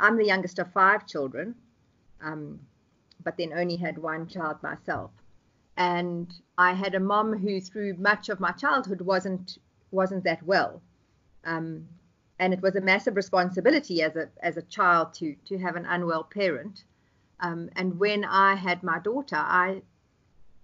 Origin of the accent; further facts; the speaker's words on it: South Africa; I am South African, and I'm currently in Johannesburg